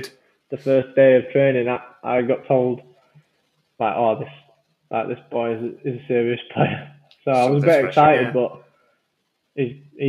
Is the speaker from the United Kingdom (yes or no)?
yes; Leeds, Yorkshire and the Humber, United Kingdom; also born or lived in Newfoundland / Pudsey; I went to school in Bramley.